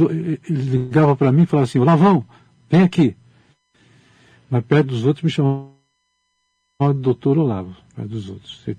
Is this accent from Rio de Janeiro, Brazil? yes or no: no; Pirajuí, São Paulo, Brazil; born there; Porque é, meu avô resolveu vender a fazenda onde eu nasci.